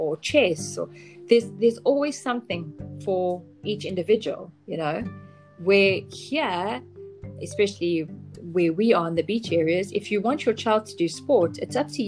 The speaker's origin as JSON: {"language": "English", "country": "South Africa", "tie": "born or raised there", "also_born_or_lived": "Zambia", "moved": "as an adult", "lives_now": "Panama", "said": "growing up in South Africa"}